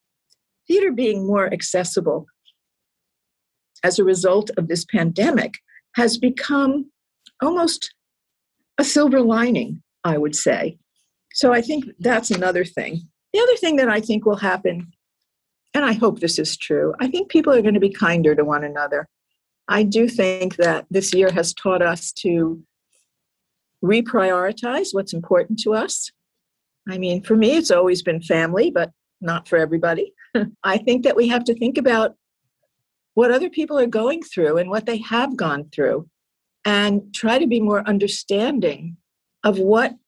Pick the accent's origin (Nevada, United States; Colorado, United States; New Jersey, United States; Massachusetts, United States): New Jersey, United States; I grew up in New Jersey